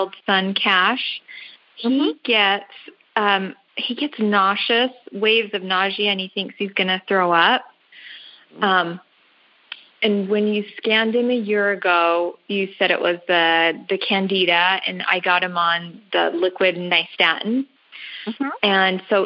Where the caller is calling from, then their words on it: Washington, Utah, United States; I'm calling in from Washington